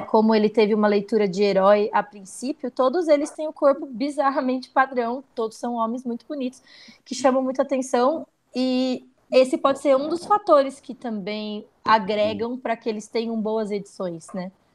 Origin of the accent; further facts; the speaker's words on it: Brazil; eu não sou lida como brasileira fora do Brasil